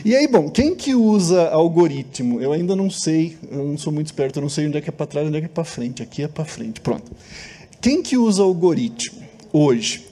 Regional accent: Brazil; nós somos brasileiros, gostamos de ser brasileiros

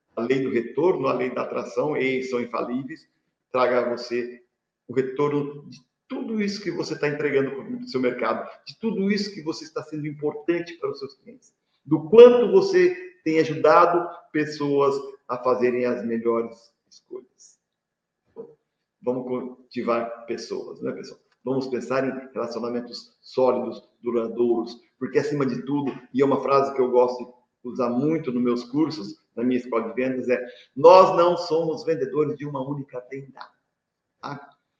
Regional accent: Presidente Prudente, São Paulo, Brazil; eu sou aqui de Presidente Prudente

